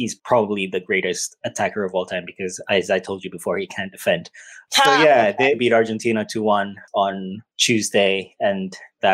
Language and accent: English; Qatar; moved away; I grew up in Qatar.